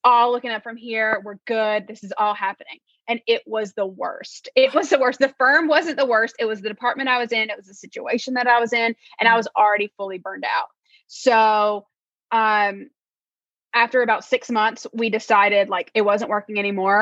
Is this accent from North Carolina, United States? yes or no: yes; North Carolina, United States; moved away; I'm from North Carolina originally, from the South.